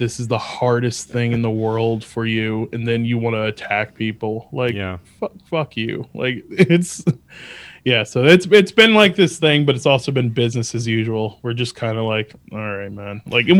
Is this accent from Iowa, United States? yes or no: no; Albany, New York, United States; born there; also born or lived in Atlanta / Virginia; And so I was born in Albany and lived there until I was like 5 or 6, mm-hmm, and then moved to Atlanta for like a few months. And then we moved to Virginia